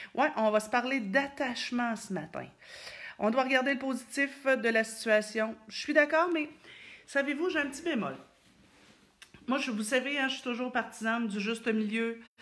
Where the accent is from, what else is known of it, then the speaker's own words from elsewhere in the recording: Thetford Mines, Quebec, Canada; je viens de Thetford